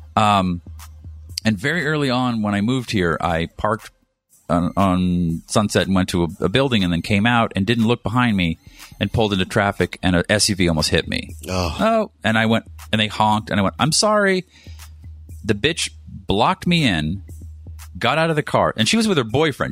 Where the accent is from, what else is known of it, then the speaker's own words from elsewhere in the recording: East Coast, United States; now in Los Angeles, United States; I'm from the East Coast